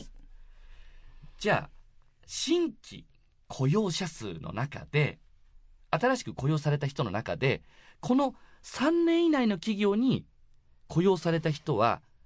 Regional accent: Japan

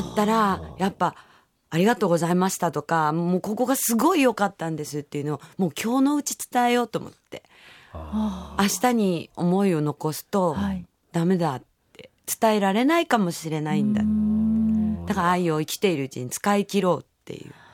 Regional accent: Yokohama, Kanagawa, Japan; 私の地元ですね。横浜でやらせていただきました

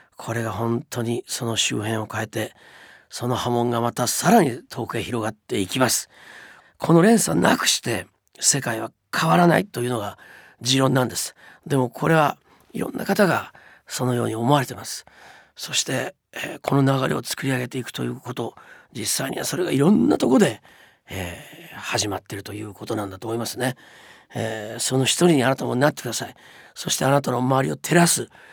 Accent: Japan; moved away as an adult; also born or lived in United States; 日本に住んで生まれ育ってきて

